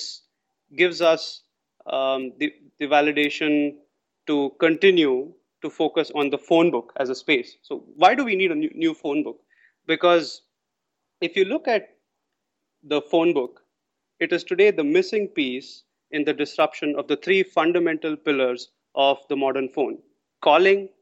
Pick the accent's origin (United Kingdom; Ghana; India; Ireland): India; moved away as an adult; now in Singapore; I'm from India originally.